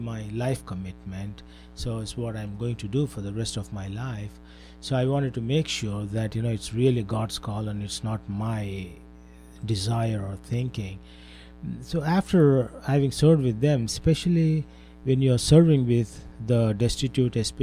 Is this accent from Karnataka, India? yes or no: yes; Bangalore, Karnataka, India; moved away as an adult; also born or lived in Mechanicsburg, Pennsylvania / Columbia, Pennsylvania; now in United States; I hail from Bangalore, India, that is the southwest part of India.